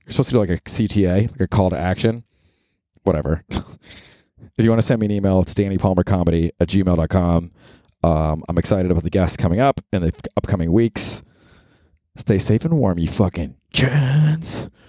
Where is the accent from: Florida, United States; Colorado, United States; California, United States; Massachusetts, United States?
Florida, United States; Tampa; now in New York, United States; I grew up in Tampa, Florida.